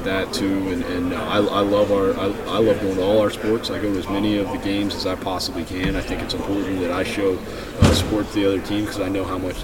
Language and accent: English; Colorado, United States; moved away; I'm from Colorado, and when I grew up, the Rockies weren't around yet.